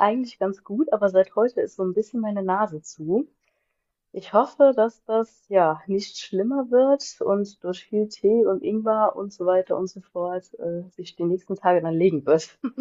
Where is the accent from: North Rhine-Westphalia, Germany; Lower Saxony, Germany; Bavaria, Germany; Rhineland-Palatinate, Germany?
Rhineland-Palatinate, Germany; Bendorf; komme aus Bendorf